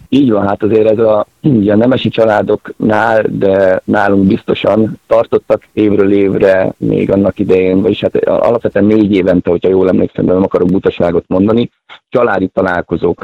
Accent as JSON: {"language": "Hungarian", "town": "Zánka", "region": "Veszprém County", "country": "Hungary", "tie": "born or raised there", "also_born_or_lived": "Szeged", "moved": "as an adult", "said": "én egy viszonylag kis közösségben nőttem föl, én Zánkán éltem egészen addig, ameddig föl nem kerültem főiskolára"}